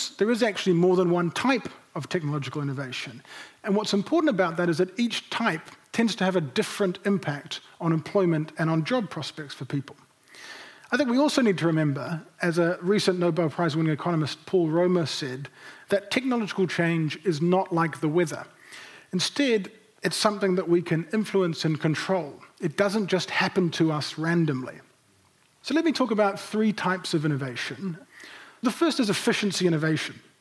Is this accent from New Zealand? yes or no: yes; Nelson, New Zealand; moved away; I grew up in Nelson in the 1990s, and Nelson is still very much home to me.